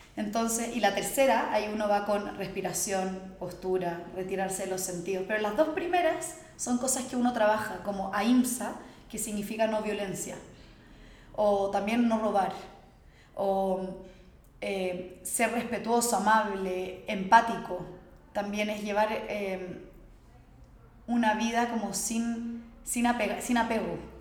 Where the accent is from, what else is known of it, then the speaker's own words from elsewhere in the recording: Santiago, Santiago Metropolitan Region, Chile; nací en Chile, en Santiago